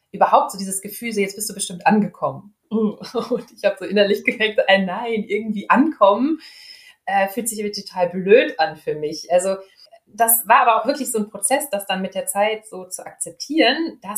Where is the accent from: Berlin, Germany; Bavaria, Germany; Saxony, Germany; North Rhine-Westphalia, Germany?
North Rhine-Westphalia, Germany; Dortmund; wohne hier in Dortmund, bin also ein echtes Kind aus dem Ruhrgebiet.